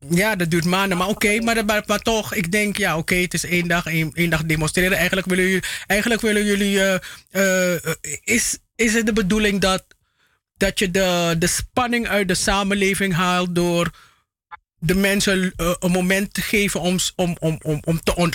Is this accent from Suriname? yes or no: yes; Paramaribo District, Suriname; Oh nee, ik, ik logeerde daar alleen. Ik, ik ben van Zorg en Hoop